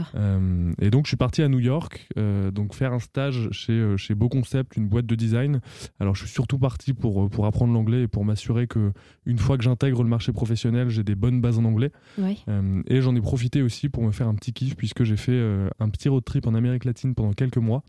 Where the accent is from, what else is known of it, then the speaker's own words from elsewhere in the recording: Auvergne-Rhône-Alpes, France; moved away as an adult; also born or lived in Paris; je suis originaire d'Auvergne